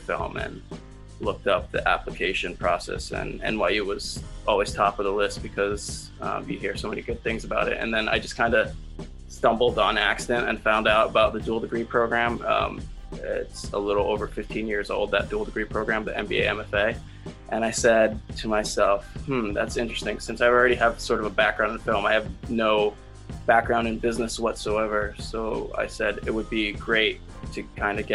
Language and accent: English; New York City, New York, United States; I come from the Bronx, and actually a lot of the people I grew up with in the Bronx